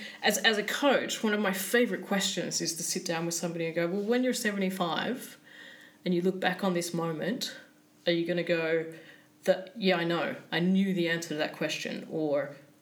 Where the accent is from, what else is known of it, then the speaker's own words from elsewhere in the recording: Sydney, New South Wales, Australia; moved away as an adult; now in Stockholm, Sweden; I come from Sydney, man.